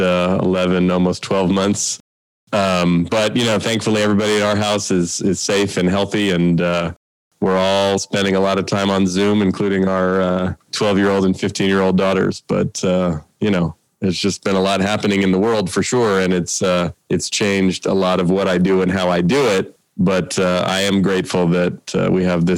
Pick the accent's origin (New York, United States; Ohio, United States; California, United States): California, United States; Oakland; also born or lived in Marin County; I grew up in the Bay Area in Oakland. Actually, we live in Marin County now